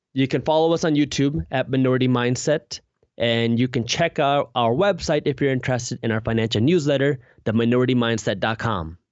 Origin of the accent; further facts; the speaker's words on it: Michigan, United States; I'm from the Michigan area